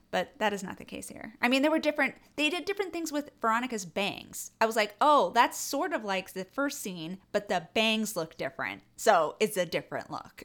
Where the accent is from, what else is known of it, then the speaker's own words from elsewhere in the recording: Northern California, United States; also born or lived in New York; I'm from Northern California